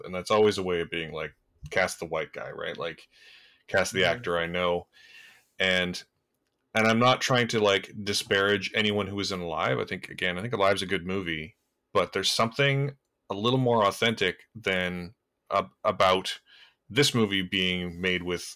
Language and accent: English; Canada; as a Canadian